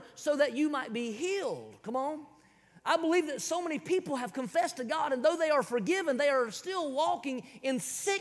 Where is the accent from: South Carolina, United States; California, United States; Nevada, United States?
South Carolina, United States; I'm from South Kakalaki